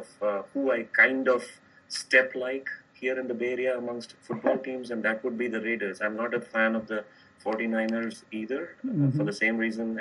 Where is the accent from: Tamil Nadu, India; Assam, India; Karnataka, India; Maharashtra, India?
Tamil Nadu, India; Chennai; moved away as an adult; also born or lived in Arizona; We grew up in India. I grew up in Chennai. And then moved to Arizona to pursue my master's.